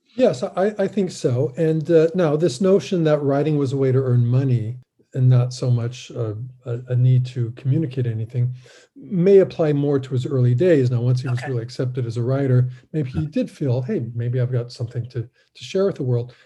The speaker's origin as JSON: {"language": "English", "town": "Fullerton", "region": "California", "country": "United States", "tie": "born or raised there", "said": "at my library in my hometown in Fullerton"}